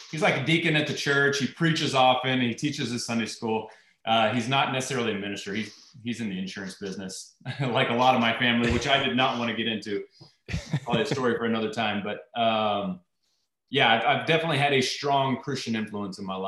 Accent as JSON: {"language": "English", "town": "Irving", "region": "Texas", "country": "United States", "tie": "born or raised there", "said": "I grew up in Irving, Texas, which was just right outside of Dallas"}